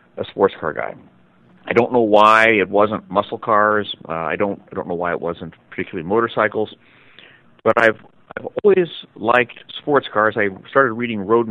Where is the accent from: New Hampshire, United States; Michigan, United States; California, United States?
California, United States; San Francisco; also born or lived in Novato; I was raised by my grandparents, and we grew up in San Francisco